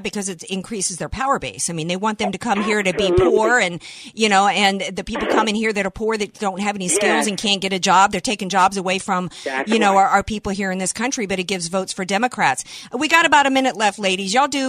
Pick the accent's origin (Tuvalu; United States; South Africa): United States; New Orleans, Louisiana; now in West Coast, United States; New Orleans? That's my hometown.